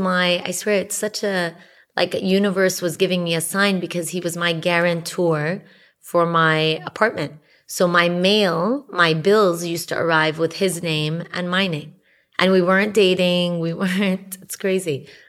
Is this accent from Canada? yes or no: no; Saudi Arabia; Yeah, we grew up together in Saudi Arabia.